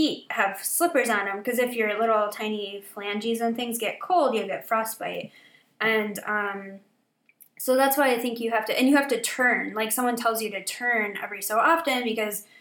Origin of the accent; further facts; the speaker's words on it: Michigan, United States; I'm from Michigan